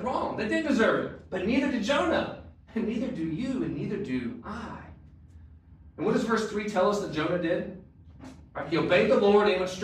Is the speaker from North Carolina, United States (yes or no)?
yes; North Carolina, United States; now in Portland, United States; I'm from North Carolina